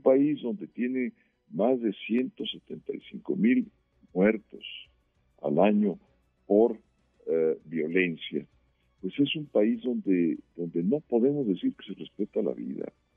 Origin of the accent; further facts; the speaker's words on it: Mexico; somos los mexicanos